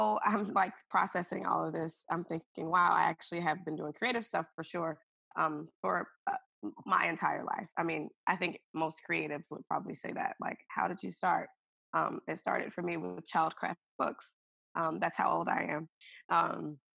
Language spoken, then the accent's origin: English; Alabama, United States; moved away as an adult; also born or lived in Seattle, Washington / Hawaii; now in Seattle area, United States; I'm originally from Alabama, but have lived in Seattle, in the Seattle area.